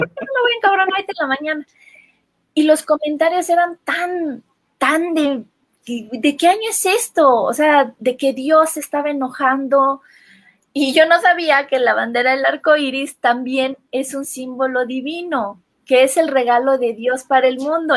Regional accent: Comitán, Chiapas, Mexico; En mi pueblo, en Comitán

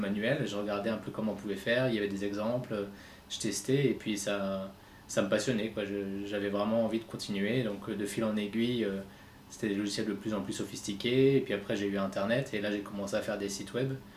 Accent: Reims, Grand Est, France; j'habite à Reims, je suis né à Reims et j'ai toujours vécu ici

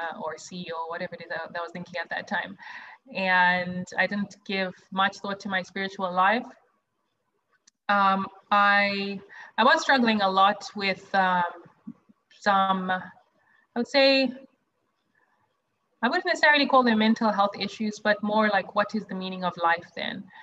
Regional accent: Zimbabwe; moved away as an adult; also born or lived in South Africa; now in New York, United States; I grew up in Zimbabwe, which is where I'm originally from.

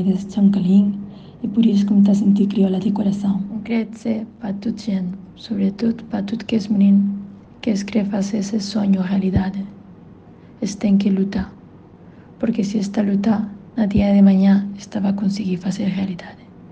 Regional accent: Spain; nasci na Espanha, meus pais é eh, de San Nicolau

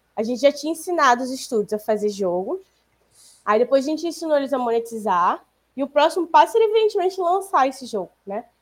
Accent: Rio de Janeiro, Brazil; a gente é do Rio

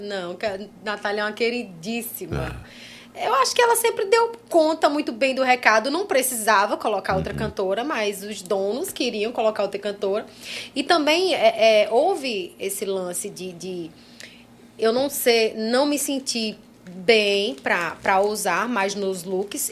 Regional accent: Petrolina, Pernambuco, Brazil; also born or lived in João Pessoa; Petrolina, que é a minha cidade natal

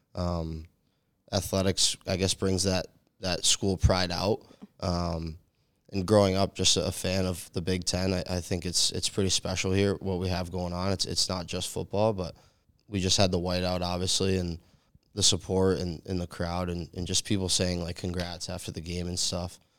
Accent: New England, United States; moved away as an adult; I grew up in New England

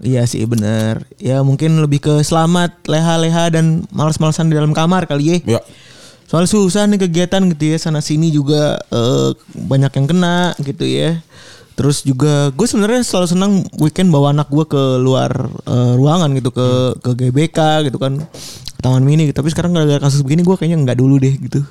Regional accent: Java, Indonesia; gua orang Jawa

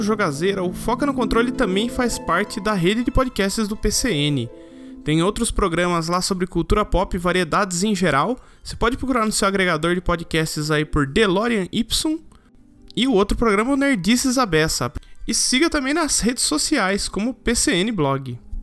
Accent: Brazil; eu sou brasileiro

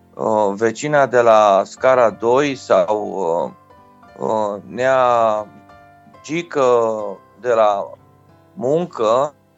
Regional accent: Reșița, Caraș-Severin County, Romania; Fiind născut și crescut în Reșița, un oraș din Banat, cu influență puternic germană

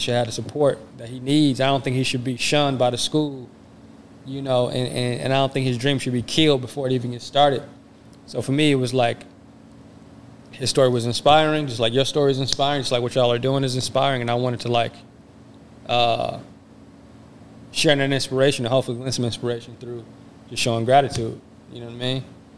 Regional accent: Flint, Detroit, Kalamazoo, Michigan, United States; So I was born in Flint, you know, which is something that we share in common. And I was raised in Detroit on Joy Road in Granville and also Kalamazoo.

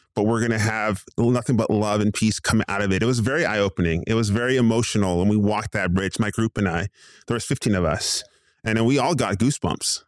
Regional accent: Southern California, United States; now in Phoenix, United States; I was born in Southern California, born and raised in Southern California, moved over here to the Phoenix Val, uh, Valley Metro area.

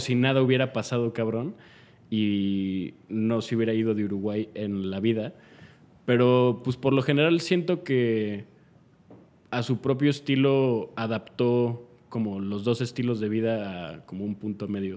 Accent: Mexico; no les cae bien que yo sea mexicano

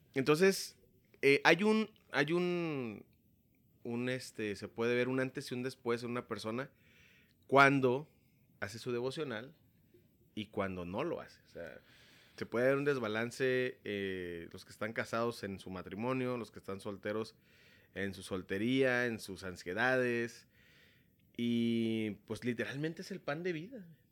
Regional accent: Tepic, Nayarit, Mexico; now in Tijuana, Mexico; soy originario de Tepic, Nayarit

